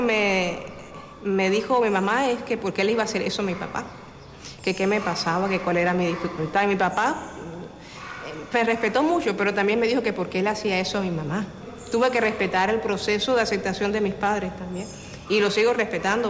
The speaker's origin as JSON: {"language": "Spanish", "region": "Havana", "country": "Cuba", "said": "soy cubana de aquí de La Habana, la capital"}